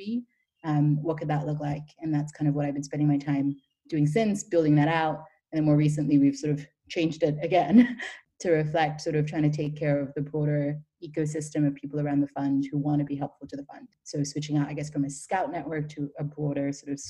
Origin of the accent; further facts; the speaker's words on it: Ireland; moved away as an adult; also born or lived in Nigeria / Dublin, Ireland / London, United Kingdom; now in Berlin, Germany; So I grew up mostly in Ireland, between Nigeria and Ireland.